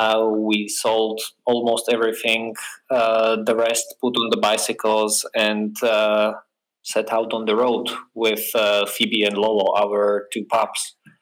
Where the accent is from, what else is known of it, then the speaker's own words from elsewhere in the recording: Slovakia; moved away as an adult; also born or lived in Prague / London; we are originally from Slovakia, but we lived a lot of places, Prague, London, up and down.